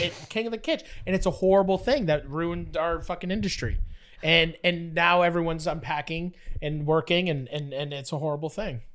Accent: Fort Erie, Ontario, Canada; I grew up in Fort Erie

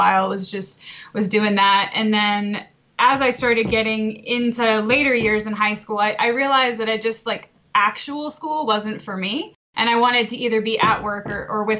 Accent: Connecticut, United States; moved away as an adult; also born or lived in Maryland; now in Westminster, Maryland, United States; originally I'm from Connecticut, but I've been in Maryland for about 10 years now

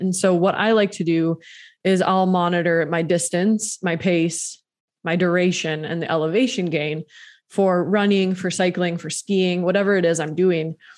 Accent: East Coast, United States; moved away; I'm from the East Coast

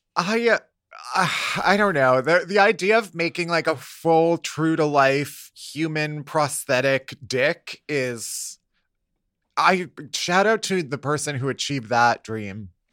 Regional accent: Chicago, Illinois, United States; now in New York, United States; I'm from Chicago

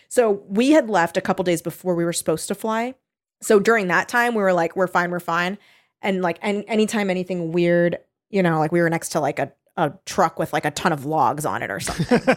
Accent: California, United States; I'm a California kid

